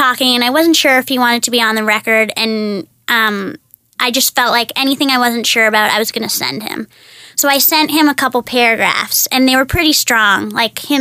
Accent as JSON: {"language": "English", "town": "Toronto", "region": "Ontario", "country": "Canada", "said": "I'm from here."}